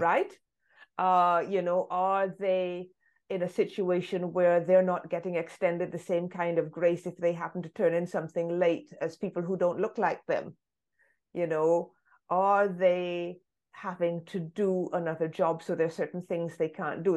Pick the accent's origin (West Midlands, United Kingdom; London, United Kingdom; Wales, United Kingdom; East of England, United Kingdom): London, United Kingdom; first language English; I was born in London